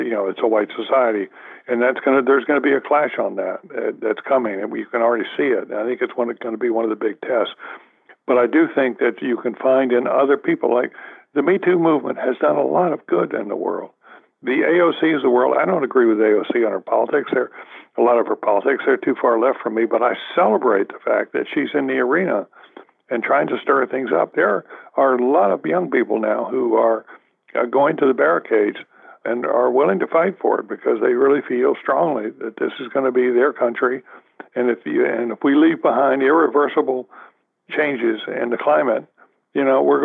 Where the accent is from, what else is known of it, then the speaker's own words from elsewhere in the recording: the South, United States; moved away; I grew up in the South